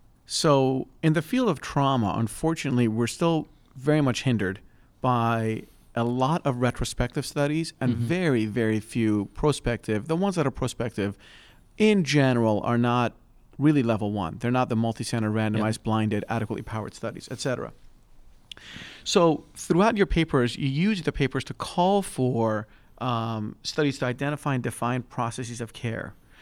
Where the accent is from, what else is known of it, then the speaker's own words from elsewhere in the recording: Pennsylvania, United States; there are state level designations in my home state of Pennsylvania